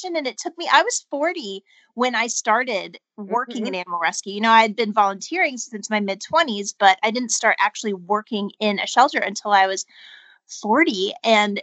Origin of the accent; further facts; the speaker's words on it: Columbus, Ohio, United States; now in Los Angeles, United States; I raised in Ohio. I moved out here from Ohio